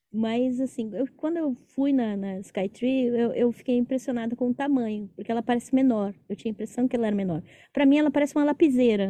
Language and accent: Portuguese; São Paulo, Brazil; moved away; Eu sou de São Paulo